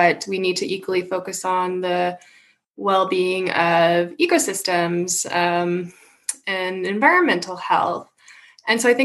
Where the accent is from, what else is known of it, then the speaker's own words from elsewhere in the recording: Saskatoon, Saskatchewan, Canada; also born or lived in Manitoba; I grew up in Saskatoon